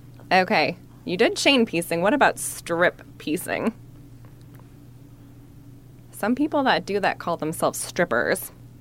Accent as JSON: {"language": "English", "region": "Wisconsin", "country": "United States", "said": "I'm from Wisconsin. I don't know that word."}